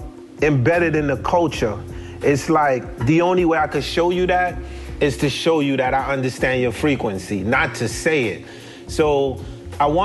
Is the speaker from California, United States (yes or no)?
no; Atlanta, Georgia, United States; I come from Atlanta, you know, south side of Atlanta